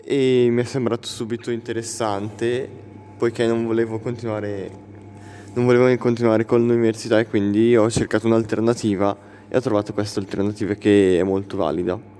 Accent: Urago d'Olio, Lombardy, Italy; Di Urago d'Olio.

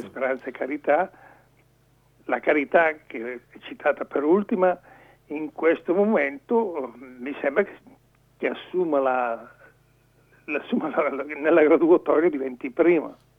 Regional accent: Lumezzane, Lombardy, Italy; io sono originario di Lumezzane

